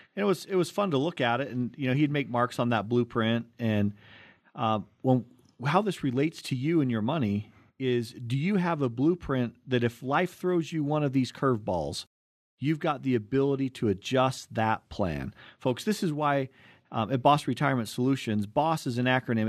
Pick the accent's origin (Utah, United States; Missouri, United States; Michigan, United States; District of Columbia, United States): Utah, United States; Cottonwood Heights; we grew up in Cottonwood Heights